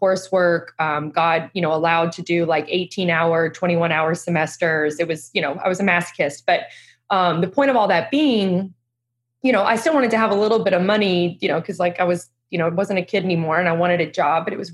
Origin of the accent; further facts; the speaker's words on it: Louisville, Kentucky, United States; born and raised in Louisville, Kentucky